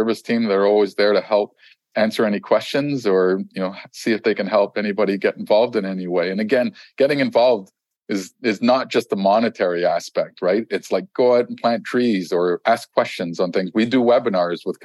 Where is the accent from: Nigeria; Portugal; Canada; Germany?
Canada; I'm Canadian